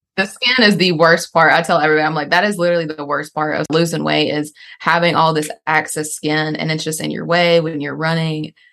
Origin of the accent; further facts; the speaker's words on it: North Carolina, United States; born and raised in North Carolina